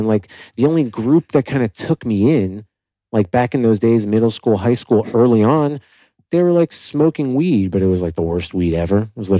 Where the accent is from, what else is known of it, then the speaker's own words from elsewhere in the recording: Miami, Florida, United States; Yeah, I grew up in Miami